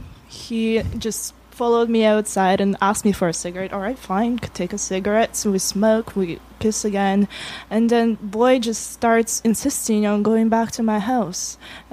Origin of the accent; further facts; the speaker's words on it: Russia; accent: Russian; moved away; Yeah, I grew up in Russia.